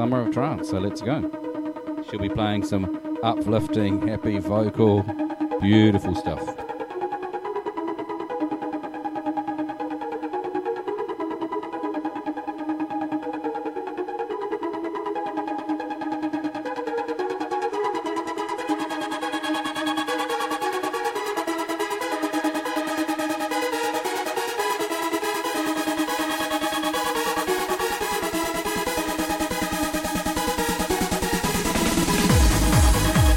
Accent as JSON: {"language": "English", "country": "New Zealand", "said": "I'm from Aotearoa in New Zealand."}